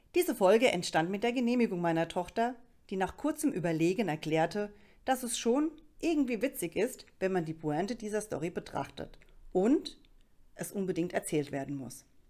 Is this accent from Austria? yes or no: no; Rhineland-Palatinate, Germany